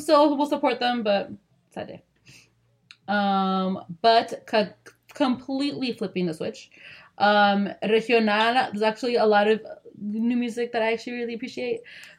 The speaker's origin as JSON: {"language": "English", "region": "Sinaloa", "country": "Mexico"}